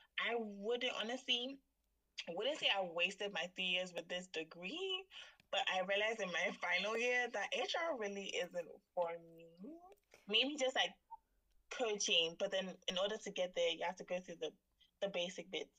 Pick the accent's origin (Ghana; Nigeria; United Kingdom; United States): Ghana; I am from Ghana